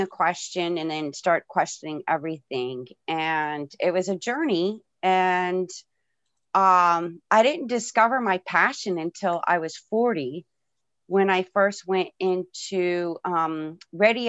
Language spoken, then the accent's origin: English; Florida, United States; I was born and raised in Florida